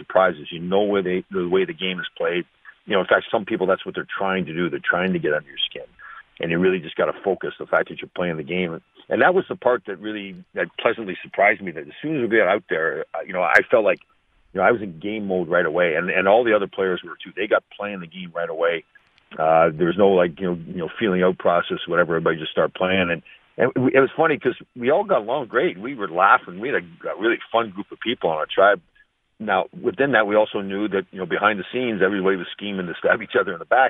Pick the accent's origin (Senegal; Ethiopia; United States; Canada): Canada; growing up in Canada and playing hockey